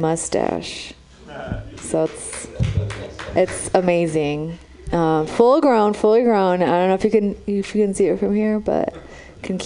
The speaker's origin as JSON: {"language": "English", "country": "Romania", "tie": "born or raised there", "moved": "yes", "lives_now": "San Francisco, United States", "said": "I'm from Romania. That's where I was born."}